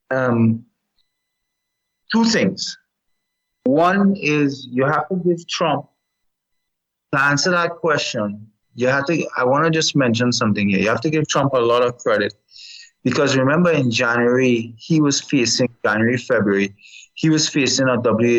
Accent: Canada; now in United States; I'm a Canadian citizen as much as I'm also a resident of the United States

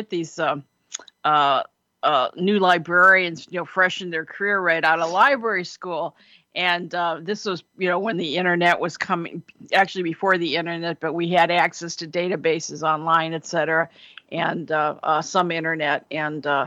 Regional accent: Cleveland, Ohio, United States; When I was growing up in Cleveland

